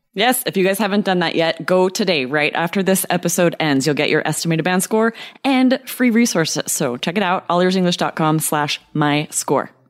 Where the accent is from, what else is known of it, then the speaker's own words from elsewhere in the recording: United States; In America, we say garbage, but we've adopted the word rubbish